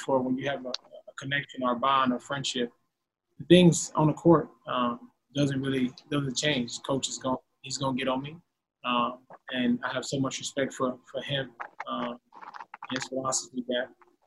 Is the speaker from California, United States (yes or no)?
yes; Los Angeles, California, United States; growing up in Los Angeles